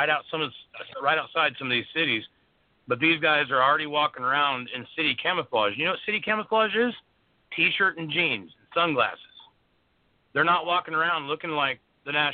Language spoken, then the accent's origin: English; Missouri, United States; also born or lived in Texas; I'm originally from the Missouri state, but I've done a lot of my activism in Texas